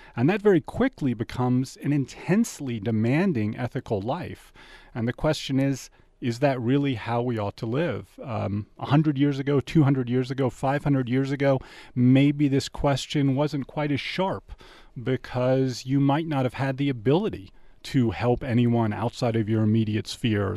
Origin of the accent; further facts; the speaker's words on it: Washington, District of Columbia, United States; now in Tucson, United States; Washington, D C, uh, and currently my family, uh, is shoveling out from an awful lot of snow